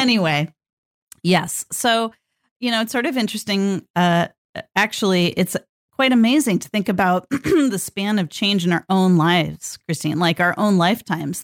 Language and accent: English; Northern California, United States; I grew up in Northern California